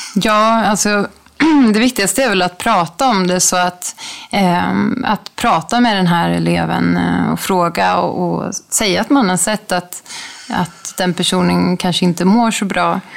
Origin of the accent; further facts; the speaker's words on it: Sweden; also born or lived in Bangkok, Thailand; hemma i Sverige